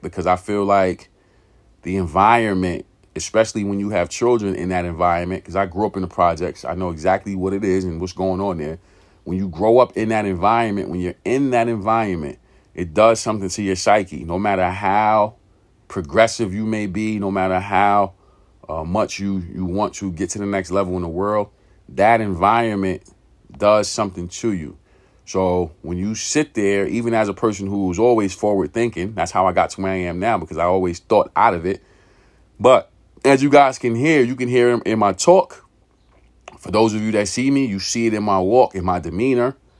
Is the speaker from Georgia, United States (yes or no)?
no; New York City, New York, United States; moved away as an adult; also born or lived in California; growing up in that environment, growing up in East New York, pink houses, uh, in the eighties, nineties